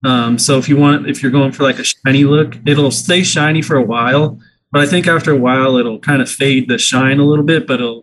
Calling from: Wichita, Kansas, United States; I'm in Wichita, Kansas. They salt the roads here.

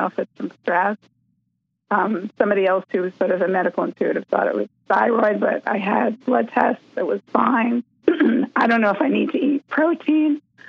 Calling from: Massachusetts, United States; from Massachusetts.

